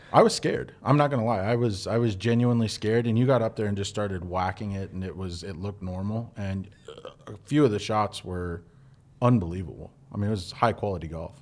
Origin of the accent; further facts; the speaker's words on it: Twin Falls, Idaho, United States; I didn't live a, a typical Twin Fallsian